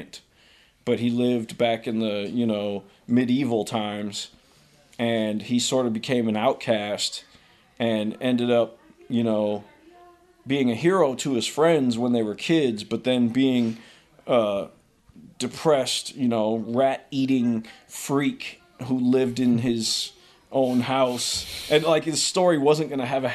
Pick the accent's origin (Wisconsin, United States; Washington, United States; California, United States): California, United States; Oakland; also born or lived in San Leandro / Hayward; Born and raised in Oakland. Yeah. Moved all around, San Leandro, Hayward, but never out of the Bay.